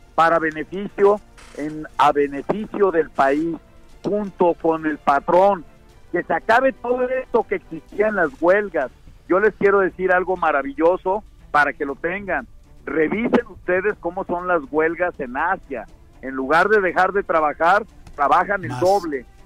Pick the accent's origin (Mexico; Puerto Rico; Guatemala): Mexico; Los mexicanos somos exitosos